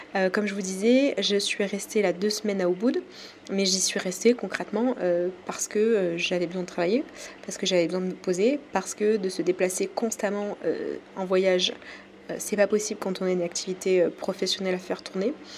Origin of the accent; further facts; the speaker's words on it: France; accent: French; j'ai mon accent français qui ressort